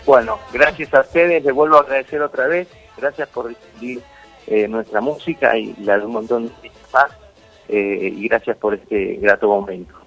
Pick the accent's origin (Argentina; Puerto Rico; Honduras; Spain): Argentina; Santa Fe; moved away as an adult; now in Buenos Aires, Argentina; Yo soy de Santa Fe